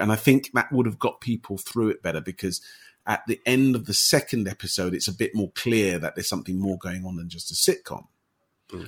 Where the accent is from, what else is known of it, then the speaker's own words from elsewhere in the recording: United Kingdom; as someone who's grown up in the UK as a British person